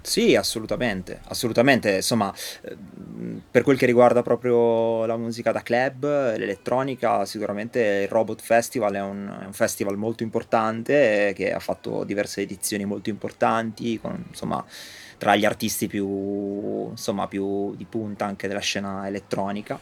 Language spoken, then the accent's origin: Italian; Ravenna, Emilia-Romagna, Italy; moved away as an adult; now in Bologna, Italy; io sono originario di Ravenna